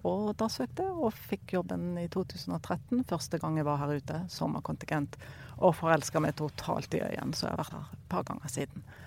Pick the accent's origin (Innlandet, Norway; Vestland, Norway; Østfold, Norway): Vestland, Norway; Bergen; now in Kongsberg, Norway; kommer opprinnelig fra Bergen, men bor på Kongsberg til vanlig